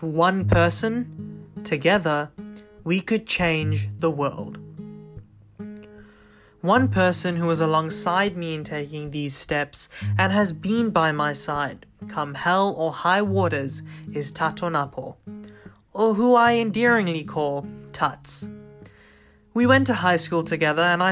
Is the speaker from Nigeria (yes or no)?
no; South Africa; Growing up in South Africa, I was very privileged to have grown in and amongst diversity